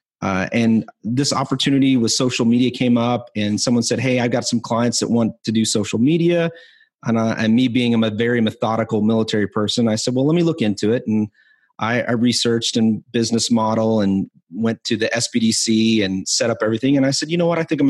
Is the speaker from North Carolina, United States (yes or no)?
no; Spearfish, South Dakota, United States; also born or lived in Rapid City, South Dakota; I was born in Spearfish, South Dakota, and I was living in Rapid City